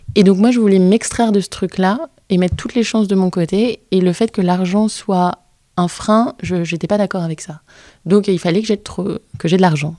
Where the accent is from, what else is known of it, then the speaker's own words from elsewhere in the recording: Brittany, France; je suis bretonne